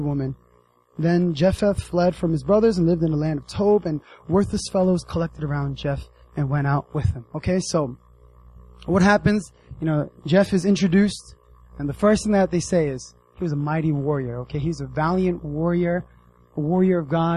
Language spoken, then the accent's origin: English; United States; moved away; I grew up in the States